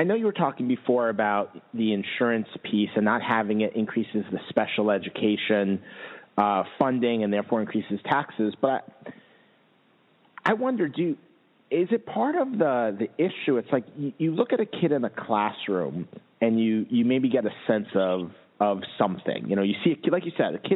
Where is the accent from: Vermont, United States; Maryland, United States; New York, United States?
New York, United States; also born or lived in Massachusetts; now in West Coast, United States; I'm from New York